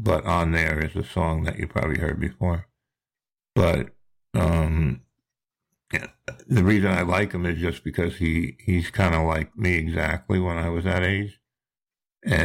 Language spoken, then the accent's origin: English; New Jersey, United States; now in Charleston, United States; I live down in Charleston, South Carolina, but I'm from New Jersey. That you might recognize my accent.